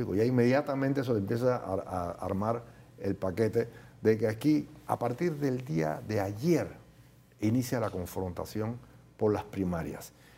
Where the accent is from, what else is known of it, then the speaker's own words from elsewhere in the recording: Panama; Nosotros los panameños